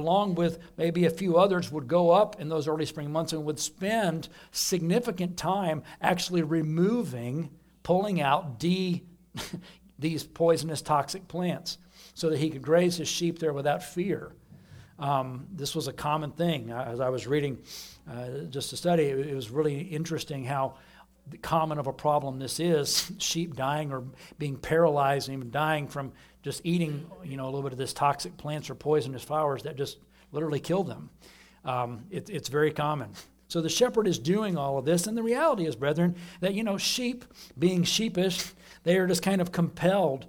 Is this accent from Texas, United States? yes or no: yes; Austin, Texas, United States; moved away; back in Austin where I grew up